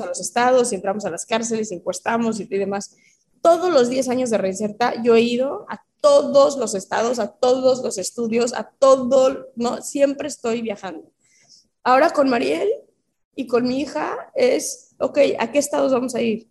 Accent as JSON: {"language": "Spanish", "country": "Mexico", "tie": "born or raised there", "said": "siendo una niña mexicana"}